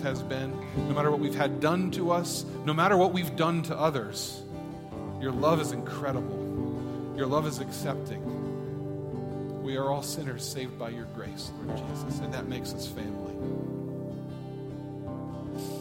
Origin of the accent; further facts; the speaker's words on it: United States; as an American